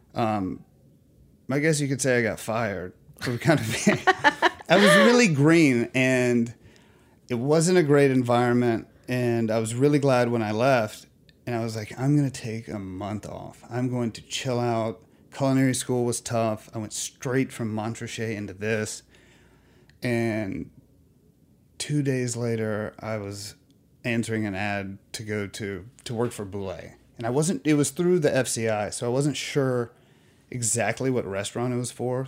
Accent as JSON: {"language": "English", "region": "Alabama", "country": "United States", "moved": "yes", "lives_now": "New York, United States", "said": "I'm from Alabama"}